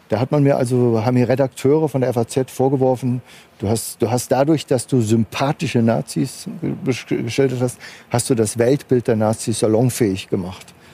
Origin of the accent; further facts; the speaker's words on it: Frankfurt, Hesse, Germany; weil ich noch die Frankfurter Grünen im Entstehen äh, sozusagen miterlebt hatte als Frankfurter